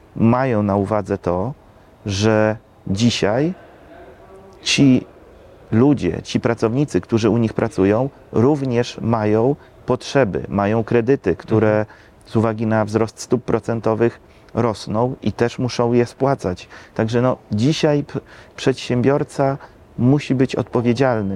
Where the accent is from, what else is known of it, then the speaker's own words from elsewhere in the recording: Lublin Voivodeship, Poland; u nas na Lubelszczyźnie